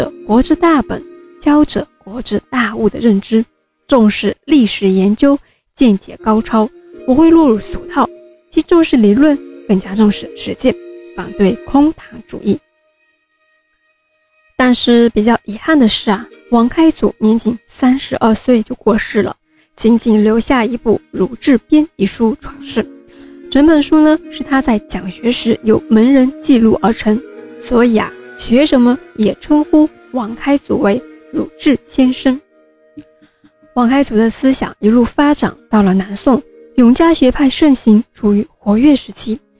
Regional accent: Wenzhou, Zhejiang, China; 因为其中的代表人物啊多为我们温州人

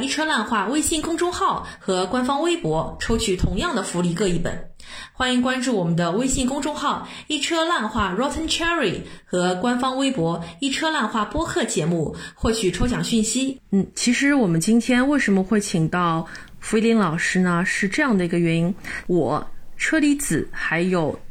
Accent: Shanghai, China; 我们三个土生土长的上海人

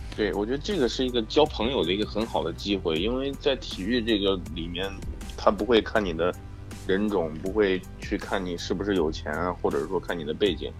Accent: Henan, China; accent: Henan dialect; also born or lived in Los Angeles, United States; now in Dallas, United States; 用河南话说

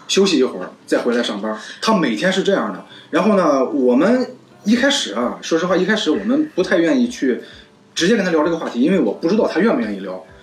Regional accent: Jinan, Shandong, China; 因为我是济南人嘛，就是从小在这儿长大

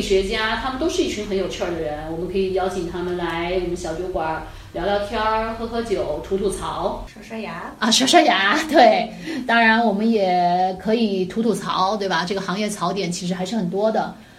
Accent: China; 我们中国人

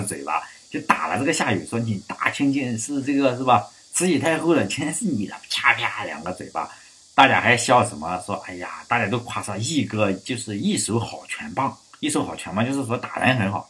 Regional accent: Shandong, China; 在我上高中的时候是有，其他的地方、其他的省市我不知道有没有。在在山东，好像是高一，我如果没有记错的话，高一的课本上，语文课本上是有。

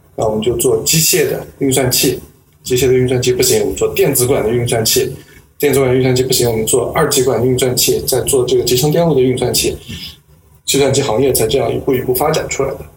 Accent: Nanjing, Jiangsu, China; moved away as an adult; now in Hong Kong, China; 我在南京，这个出生在南京，长到十八岁来了香港读大学，一直读到博士毕业，八年的时间

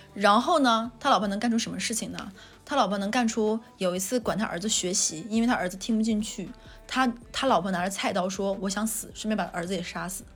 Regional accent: Northeast China, China; moved away; 我是东北人，我没， 我来南方之前没吃过熏鱼

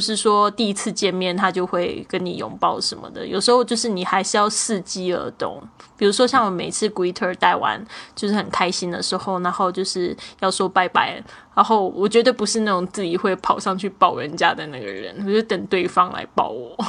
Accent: China; 可能因为我是中国的女生，我们都习惯这样子。

